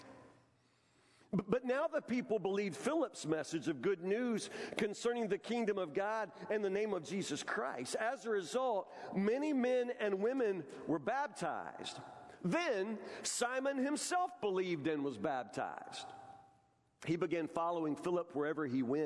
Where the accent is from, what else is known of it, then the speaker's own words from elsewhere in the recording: Matlock, United States; as a kid growing up in Matlock, a redneck kid